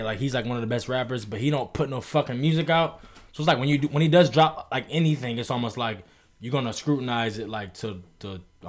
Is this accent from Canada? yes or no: no; Cleveland, Ohio, United States; I'm from Cleveland